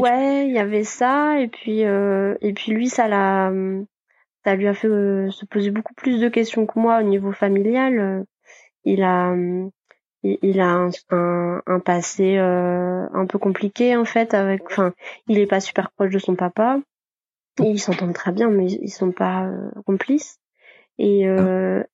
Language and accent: French; Côtes-d'Armor, Brittany, France; also born or lived in Rennes; now in Brest, France; je suis originaire de, des Côtes d'Armor